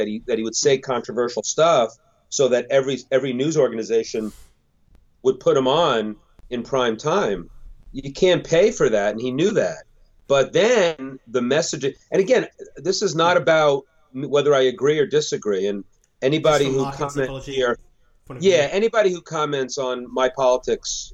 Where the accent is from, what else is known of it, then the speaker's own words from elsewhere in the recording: United States; I'm not the American that thinks we're better than everybody, but I am the American that believes